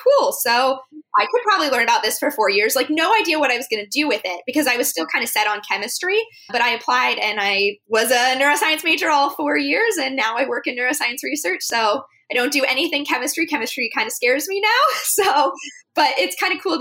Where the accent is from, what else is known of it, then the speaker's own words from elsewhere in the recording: Arizona, United States; I grew up in Arizona